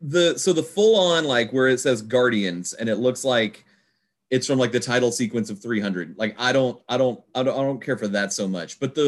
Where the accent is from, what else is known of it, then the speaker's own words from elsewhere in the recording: Houston, Texas, United States; moved away; also born or lived in upstate New York; I'm from Houston, my wife's from Houston.